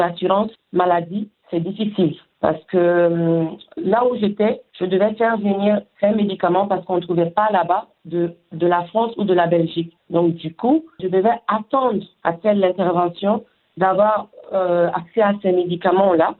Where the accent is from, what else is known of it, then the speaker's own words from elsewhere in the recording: Mali; moved away; chez nous au Mali